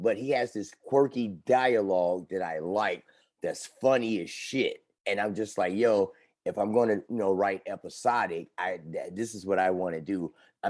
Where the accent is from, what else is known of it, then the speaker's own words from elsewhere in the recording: Gary, Indiana, United States; I'm from Gary.